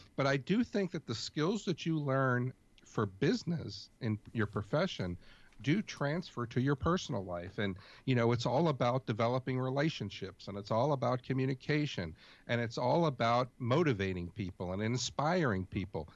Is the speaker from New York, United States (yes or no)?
yes; New York City, New York, United States; I grew up in New York City